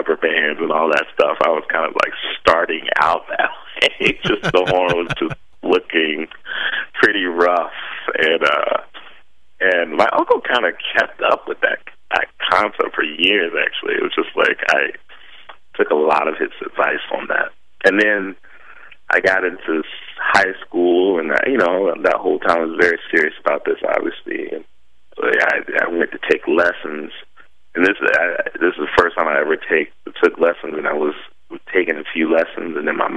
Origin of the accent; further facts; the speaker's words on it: Virginia, United States; also born or lived in Chesapeake, Virginia; where I grew up in Virginia